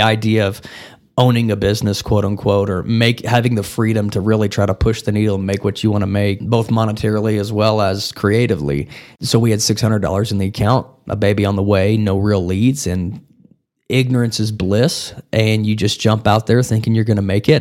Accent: Wellington, Texas, United States; now in Amarillo, United States; I grew up the majority of my life in a, a town about ninety miles southeast of here called Wellington, Texas

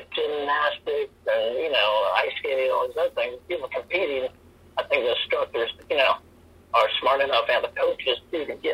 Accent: Northern Virginia, United States; now in San Diego, United States; I was from the East Coast, you know, DC area, Northern Virginia.

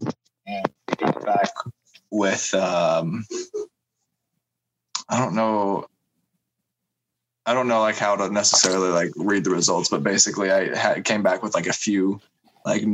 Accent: Cincinnati, Ohio, United States; also born or lived in Arkansas; I was born in Arkansas and then came up here to Ohio

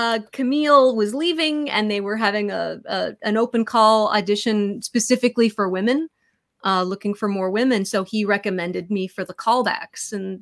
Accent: Pittsburgh, Pennsylvania, United States; moved away as an adult; I grew up in Pittsburgh.

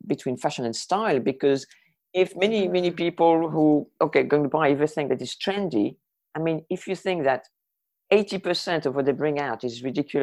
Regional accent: France; moved away as an adult; also born or lived in Jersey / Mexico; I was born in France, grew up in France, and I arrived in Jersey when I was 20 and a half.

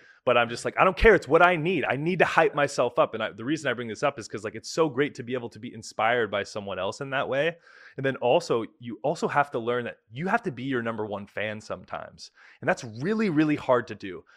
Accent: Bay Area, California, United States; moved away as an adult; now in Poland; I grew up in the Bay Area

